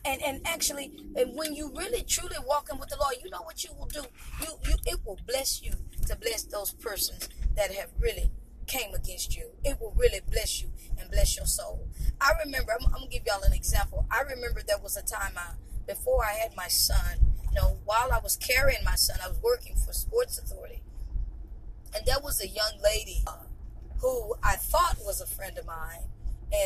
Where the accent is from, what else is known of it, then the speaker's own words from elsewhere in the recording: East Texas, United States; growing up in East Texas